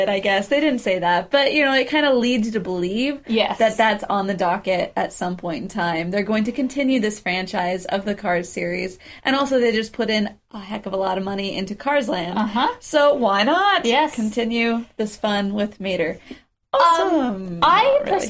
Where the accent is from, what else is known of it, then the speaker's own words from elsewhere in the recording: United States; we're American.